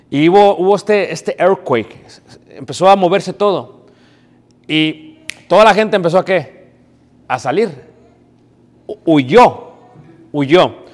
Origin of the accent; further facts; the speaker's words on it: Mexico City, Mexico; now in United States; yo soy de México, crecí en Ciudad de México, me crié en México